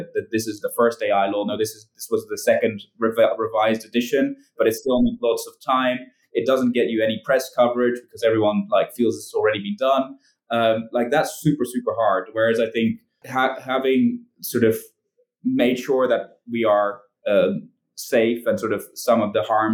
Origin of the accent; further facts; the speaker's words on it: Netherlands; I'm from the Netherlands